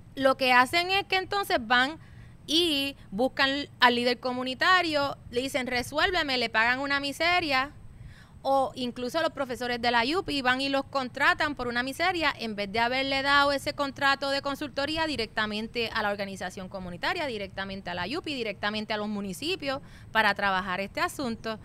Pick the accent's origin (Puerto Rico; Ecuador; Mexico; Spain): Puerto Rico; nosotros nos tenemos como puertorriqueños y puertorriqueñas